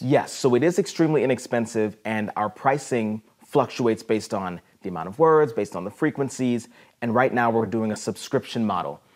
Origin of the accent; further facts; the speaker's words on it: Ohio, United States; moved away as an adult; also born or lived in South America; now in Peoria, United States; I was born in South America, but grew up most of my life in Ohio